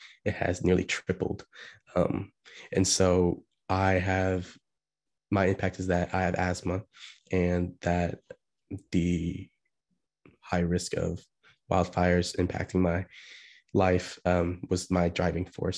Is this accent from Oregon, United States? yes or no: yes; Beaverton, Oregon, United States; moved away as an adult; now in Washington, D.C., United States; I'm from Portland, Oregon, or more specifically Beaverton, Oregon